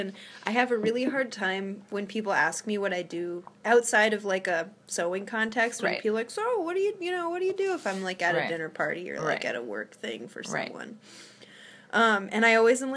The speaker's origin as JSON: {"language": "English", "town": "Topanga", "region": "California", "country": "United States", "tie": "born or raised there", "moved": "yes", "lives_now": "Massachusetts, United States", "said": "I grew up in Topanga Canyon"}